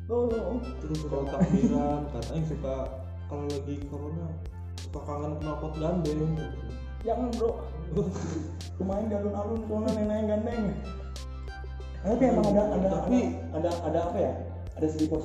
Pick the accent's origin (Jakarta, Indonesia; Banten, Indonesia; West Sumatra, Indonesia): Banten, Indonesia; Rangkasbitung; terus saya pulang ke Rangkas lagi boleh nggak pak iya kan kampung halaman saya di sini pak